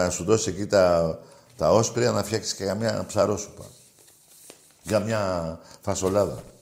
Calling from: Mesorachi, Greece; είμαι από Μεσοράχη.

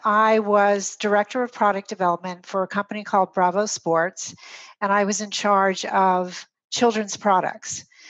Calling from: Puy-Ricard, Provence-Alpes-Côte d'Azur, France; I am in Puy-Ricard, which is a little village north of Aix-en-Provence. So I'm right in the thick of Provence tonight.

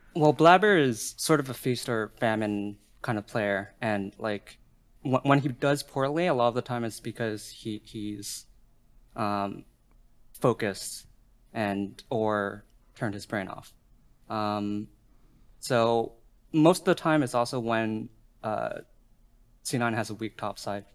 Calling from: Montreal, Quebec, Canada; calling from Montreal, Canada

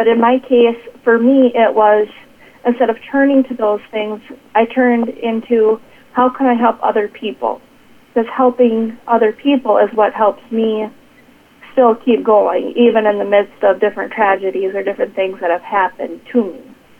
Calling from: Watertown, South Dakota, United States; I am coming from Watertown, South Dakota.

